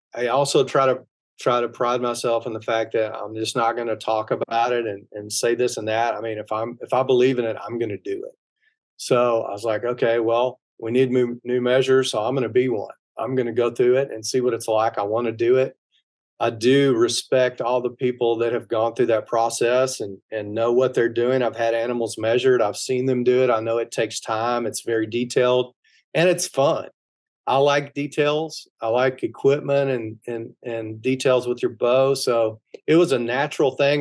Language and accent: English; Texas, United States; I'm from Texas